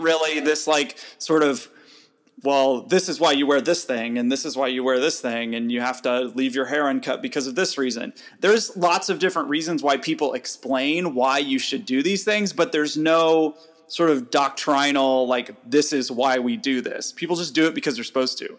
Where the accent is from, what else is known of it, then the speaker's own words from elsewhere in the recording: United States; growing up in the United States